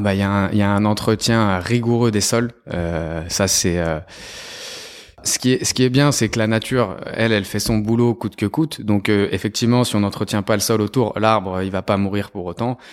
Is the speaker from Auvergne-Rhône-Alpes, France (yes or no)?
yes; Lyon, Auvergne-Rhône-Alpes, France; je suis lyonnais d'origine italienne